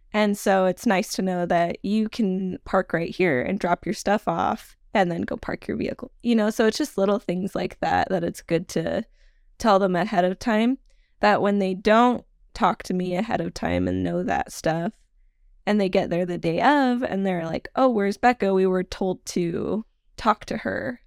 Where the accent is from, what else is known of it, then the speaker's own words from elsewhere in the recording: Nevada, United States; also born or lived in Salmon, Idaho; I mostly grew up in Nevada